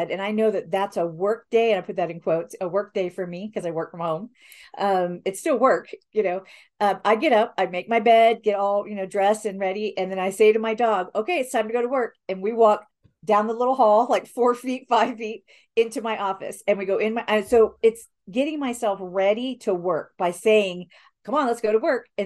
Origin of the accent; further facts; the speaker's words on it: Spain; I didn't, when I was growing up, I really didn't hear because I grew up mostly in Spain and wasn't around like cousins or grandparents or whatever to take you to church.